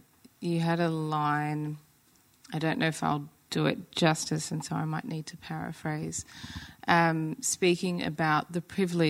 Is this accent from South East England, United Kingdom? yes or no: no; Crewe, North West England, United Kingdom; born there; So to be that descendant of my Rwandan side, and yet have an English father and be born in Crewe, in Cheshire